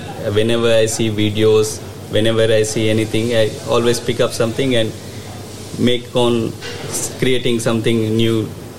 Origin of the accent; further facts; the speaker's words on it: Hyderabad, Telangana, India; now in United Kingdom; I'm from Hyderabad, southern India.